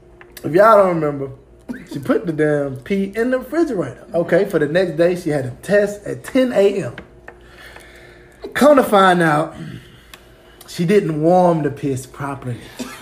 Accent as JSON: {"language": "English", "region": "Louisiana", "country": "United States", "tie": "born or raised there", "said": "I was born in Louisiana"}